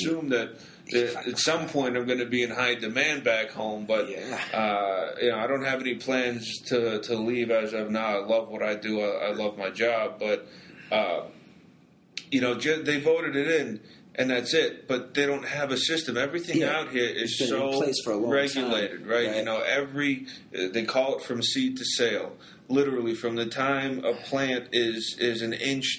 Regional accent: Boston, Massachusetts, United States; now in Denver, United States; I'm from Boston

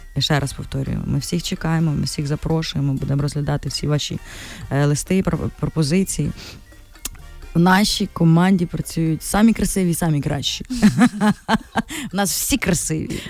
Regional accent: Ternopil, Ternopil Oblast, Ukraine; now in Kyiv, Ukraine; ми ж з Тернополя

